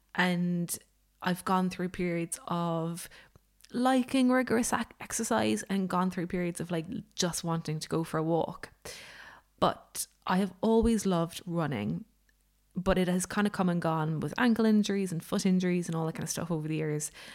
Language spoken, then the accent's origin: English; Ireland; I'm Irish